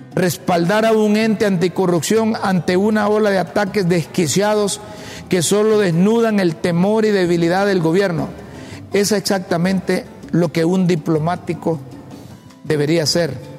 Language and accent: Spanish; Honduras; como hondureño